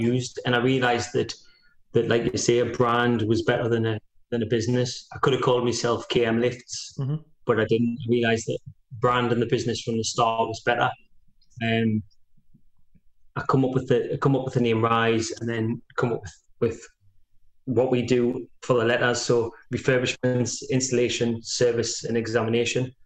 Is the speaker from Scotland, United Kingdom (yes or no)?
no; Walkerville, North East England, United Kingdom; I grew up in Walkerville